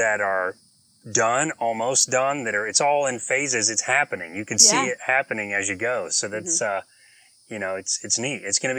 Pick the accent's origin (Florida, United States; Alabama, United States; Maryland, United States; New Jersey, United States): Florida, United States; Apopka; I'm from Apopka.